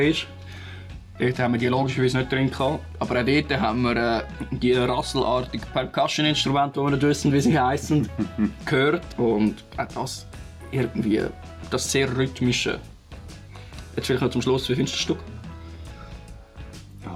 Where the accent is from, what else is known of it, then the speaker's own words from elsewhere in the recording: Switzerland; Bei uns in der Schweiz